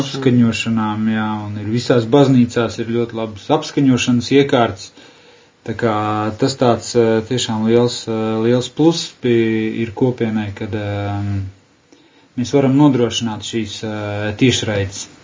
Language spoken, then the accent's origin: Latvian; Latvia; es kā latvietis.